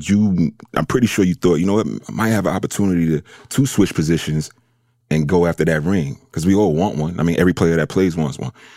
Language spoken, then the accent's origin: English; New York City, New York, United States; I'm, I'm from New York